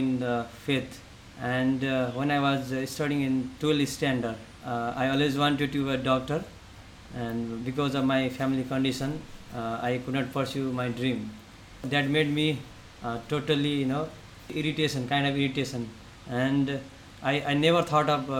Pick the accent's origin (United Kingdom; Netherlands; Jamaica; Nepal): Nepal; western Nepal; also born or lived in Kathmandu; go to my hometown and to go to the western Nepal